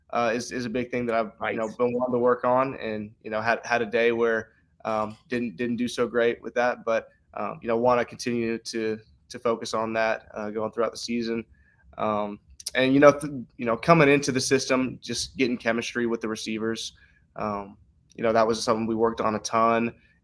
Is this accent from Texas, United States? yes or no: yes; Texas, United States